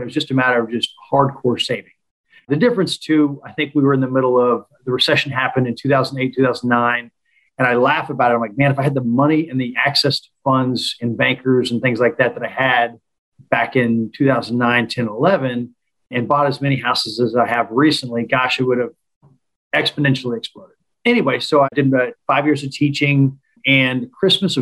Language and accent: English; Tulsa, Oklahoma, United States; I've been born and raised in Tulsa, Oklahoma